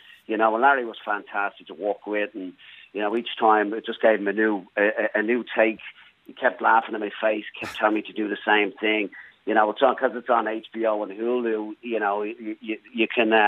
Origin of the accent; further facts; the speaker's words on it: Blackrock, Leinster, Ireland; moved away as an adult; also born or lived in Australia / Brisbane, Australia; now in Los Angeles, United States; born and raised in Newtown Park in Black Rock, and then moved down to Australia in my mid-20s